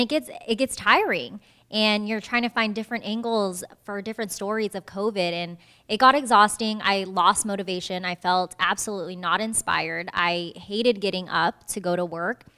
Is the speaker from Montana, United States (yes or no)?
no; Fremont, California, United States; moved away as an adult; also born or lived in Washington, D.C.; now in Southeast Georgia, United States; I'm from the Bay Area, Fremont, California